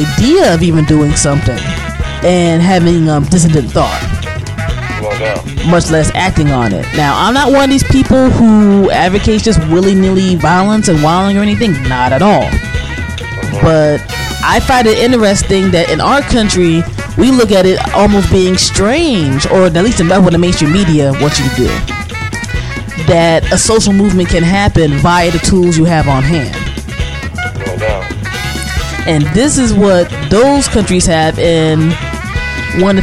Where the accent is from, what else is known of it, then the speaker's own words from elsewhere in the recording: United States; I'm from the States